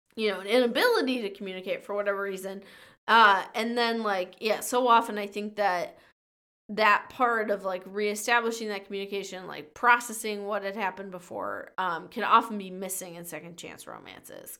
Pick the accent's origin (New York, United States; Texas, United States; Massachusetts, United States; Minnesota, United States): Minnesota, United States; a small town near my hometown in Minnesota